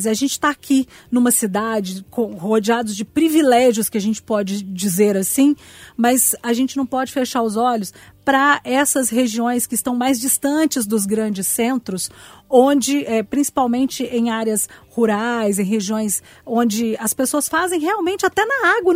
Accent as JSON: {"language": "Portuguese", "region": "northern Minas Gerais", "country": "Brazil", "tie": "born or raised there", "moved": "yes", "said": "a minha família é do norte de Minas."}